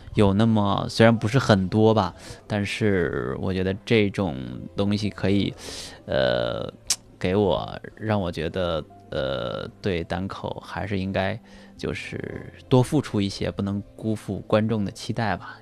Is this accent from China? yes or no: yes; Anhui, China; now in Beijing, China; 我就回到老家，我的老家在安徽